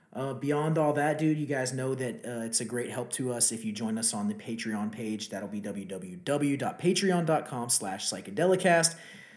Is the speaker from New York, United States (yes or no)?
no; Texas, United States; from my home state of Texas, the great city of Houston